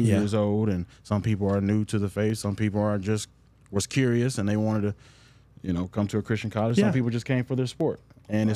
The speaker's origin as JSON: {"language": "English", "town": "Tallapoosa", "region": "Georgia", "country": "United States", "moved": "yes", "lives_now": "Atlanta, United States", "said": "I am from Tallapoosa, Georgia"}